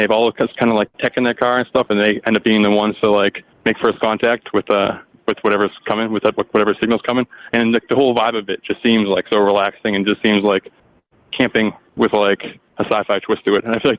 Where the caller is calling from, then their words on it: Massachusetts, United States; from Mass, the ….